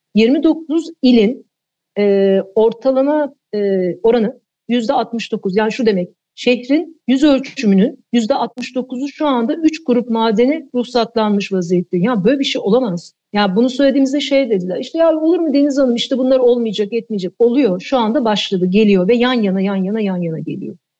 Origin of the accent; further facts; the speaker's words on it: Eskişehir, Turkey; moved away as an adult; Eskişehir'de doğdum büyüdüm. E, ortaokul lise orada geçti.